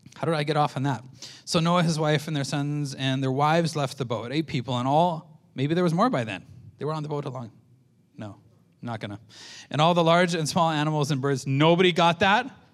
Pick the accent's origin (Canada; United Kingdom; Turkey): Canada; I'm a Canadian